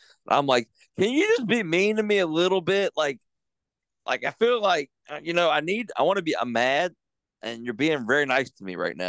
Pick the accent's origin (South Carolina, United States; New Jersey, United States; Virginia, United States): Virginia, United States; Harrisonburg; I'm from Harrisonburg, but I grew up a Tech fan, but I went here.